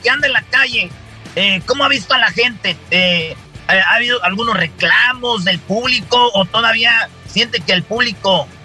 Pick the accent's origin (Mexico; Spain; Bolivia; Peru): Mexico; como mexicanos tenemos esa tradición de la lucha libre, de los tacos. ¿Qué es lo que esté mal impresionado de nuestra cultura mexicana?